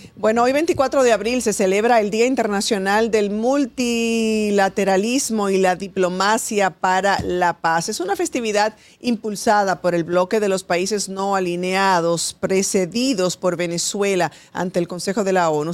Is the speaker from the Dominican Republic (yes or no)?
yes; Dominican Republic; nos afecta a todos como dominicanos